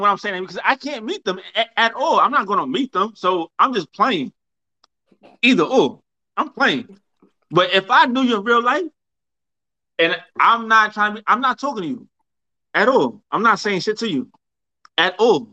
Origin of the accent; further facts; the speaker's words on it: New York, United States; I'm raised in New York.